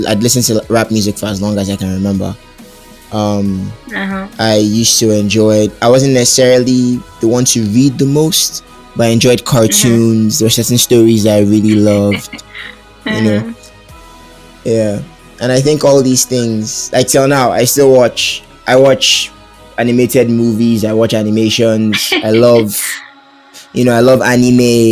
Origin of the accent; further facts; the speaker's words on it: Port Harcourt, Rivers State, Nigeria; I was born in Port Harcourt City, mm-hmm. here in Nigeria